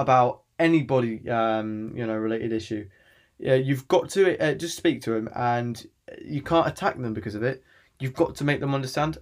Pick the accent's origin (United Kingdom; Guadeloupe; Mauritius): United Kingdom; England; I'm from England and I live in England